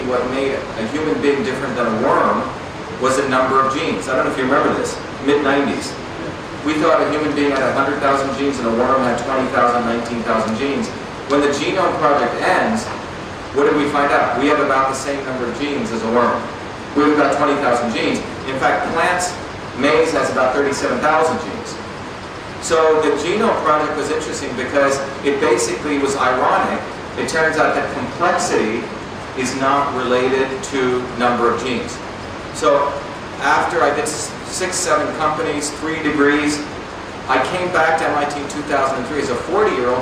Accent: Mumbai, Maharashtra, India; also born or lived in a small village in India; I grew up in Bombay, but I also grew up in a small village in India

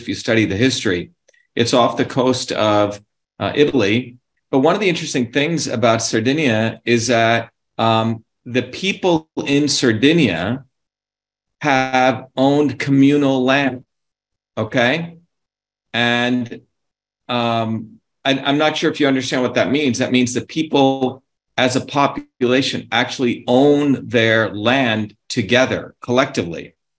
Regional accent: India; now in United States; where I grew up in India in our village

